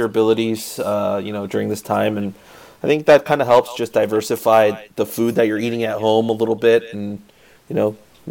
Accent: South Korea; now in United States; I grew up in South Korea. I still have family in South Korea

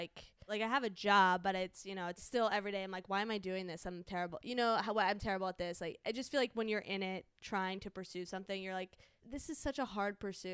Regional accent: Chantilly, Virginia, United States; moved away; I come from Virginia, Chantilly, Virginia

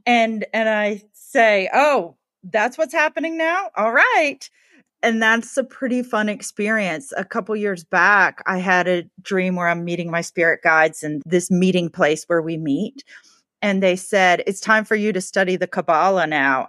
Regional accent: the South, United States; I grew up in the South

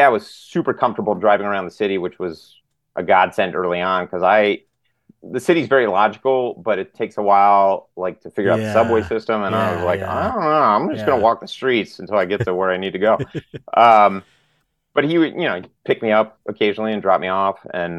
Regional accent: Long Island, New York, United States; New York. I'm a New York guy.

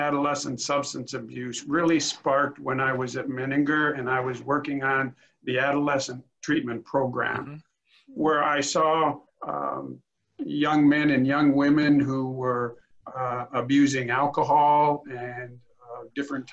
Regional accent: Rockford, Illinois, United States; also born or lived in Macomb, Illinois / Springfield, Illinois; I was born and raised in Illinois. I was born in Rockford, Illinois, which is about 90 miles northwest of Chicago. Went to high school there

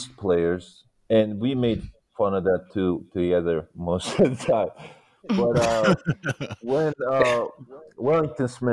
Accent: Büyükçekmece, Istanbul, Turkey; moved away; also born or lived in West Virginia, United States; it's my hometown also.

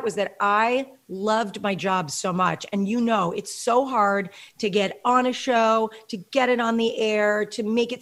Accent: Chappaqua, New York, United States; moved away as an adult; also born or lived in Los Angeles; now in Orange County, United States; I grew up in the suburbs. I grew up in Chappaqua, so I understand the suburbs

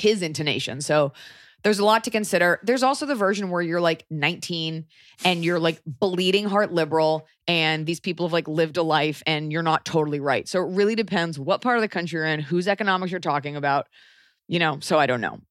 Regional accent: Texas, United States; growing up in Texas

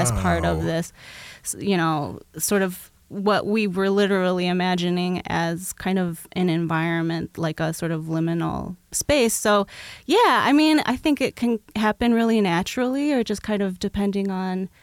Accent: Milwaukee, Wisconsin, United States; I grew up in Milwaukee

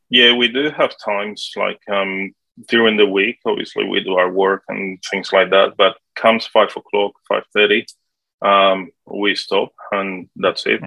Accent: Colombia; English is a second language; moved away as an adult; also born or lived in Sydney, Australia; now in Australia; originally, I'm from Colombia in South America. I came to Australia when I was 18, back in 1998, I um, I arrived in Sydney first, and then um, I was supposed to be here only for one year just to learn English.

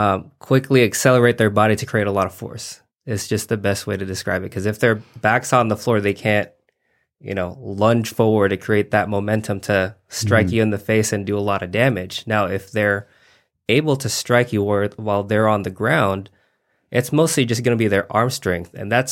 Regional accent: Reno, Nevada, United States; I'm from Reno, Nevada.

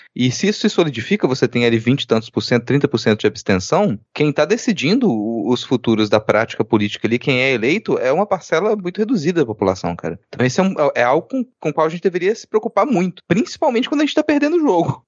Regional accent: Minas Gerais, Brazil; Tô falando mal porque eu sou de Minas

